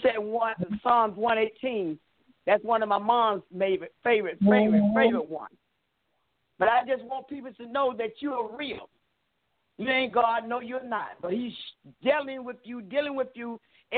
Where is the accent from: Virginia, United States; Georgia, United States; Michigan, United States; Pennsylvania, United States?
Georgia, United States; Albany; I'm from Albany, Georgia